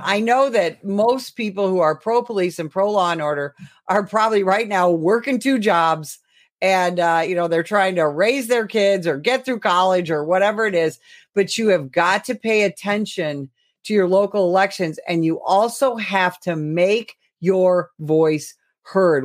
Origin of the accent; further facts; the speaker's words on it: Illinois, United States; my home state of Illinois